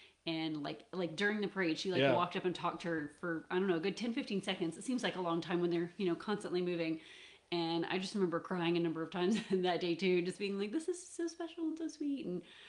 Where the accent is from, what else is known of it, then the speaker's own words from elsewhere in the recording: Atlanta, Georgia, United States; I grew up in the Atlanta area